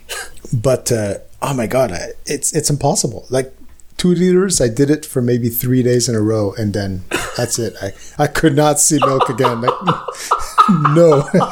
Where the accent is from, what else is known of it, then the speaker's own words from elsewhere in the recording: Canada; I'm Canadian